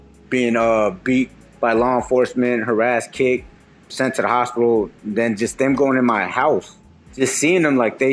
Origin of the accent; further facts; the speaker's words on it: Oakland, California, United States; growing up in Oakland